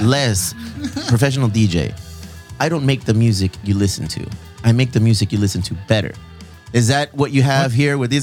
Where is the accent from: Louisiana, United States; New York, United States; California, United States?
California, United States; Chula Vista; We're, we're from Chula Vista. We're from South San Diego